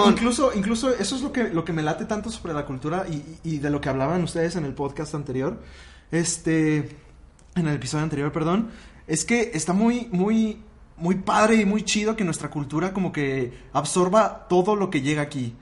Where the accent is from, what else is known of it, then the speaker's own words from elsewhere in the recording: Mexico City, Mexico; soy de la Ciudad de México, chilango